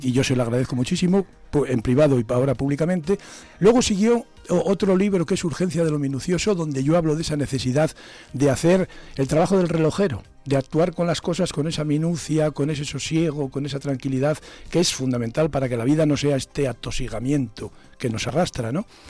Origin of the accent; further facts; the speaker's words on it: Zamora, Castile and León, Spain; Yo soy hijo de pescadera del mercado de abastos y me he criado en el mercado de abastos